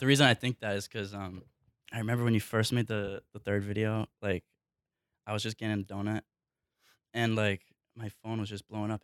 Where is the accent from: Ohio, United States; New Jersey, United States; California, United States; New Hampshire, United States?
New Hampshire, United States; I grew up, I grew up in New Hampshire